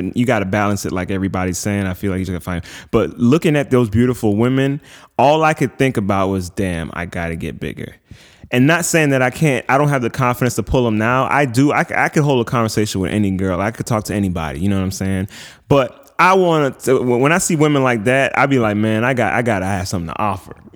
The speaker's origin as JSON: {"language": "English", "region": "East Coast", "country": "United States", "moved": "yes", "said": "we come from the East Coast"}